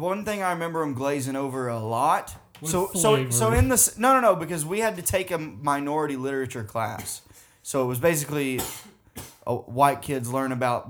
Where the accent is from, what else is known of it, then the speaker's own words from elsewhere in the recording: Arkansas, United States; accent: Southern; moved away; I didn't even know … growing up in Arkansas.